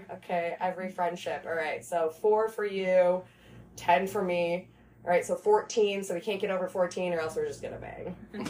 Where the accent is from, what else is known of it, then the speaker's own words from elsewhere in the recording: Michigan, United States; So, she's also from Michigan. So I'm like, oh, dope. Another Michigan girl.